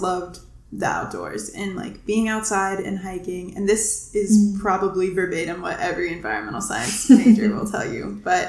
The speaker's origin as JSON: {"language": "English", "region": "Ohio", "country": "United States", "tie": "born or raised there", "moved": "yes", "said": "a charming little place called Ohio that my hometown is in, very small town"}